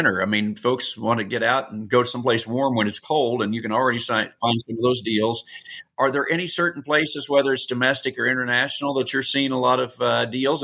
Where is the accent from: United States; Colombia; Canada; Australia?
United States; Missouri; I'm from Missouri.